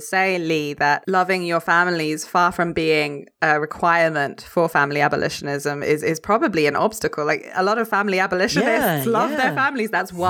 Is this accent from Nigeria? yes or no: no; France; I grew up in France.